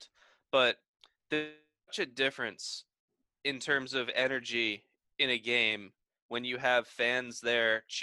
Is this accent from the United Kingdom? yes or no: no; the North, United States; now in the South, United States; I'm from the North